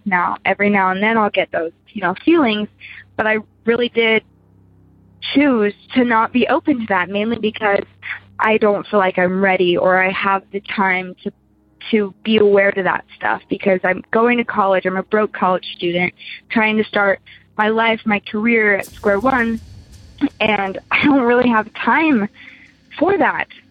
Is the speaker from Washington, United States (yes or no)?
no; Utah, United States; growing up in Utah you'd think we'd be religious